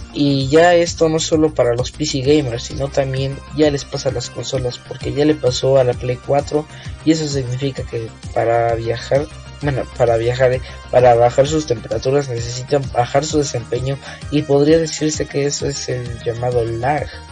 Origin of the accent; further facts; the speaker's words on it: Mexico; tenemos en mi tierra, México.